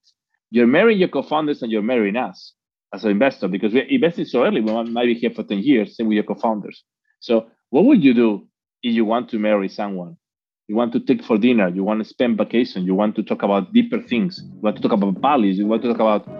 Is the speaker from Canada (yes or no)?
no; Spain; English is a second language; moved away; I'm actually from Spain, even if I've been living in, I think by now, 25, 30 cities.